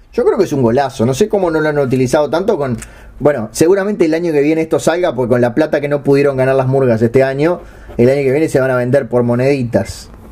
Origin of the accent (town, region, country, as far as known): Uruguay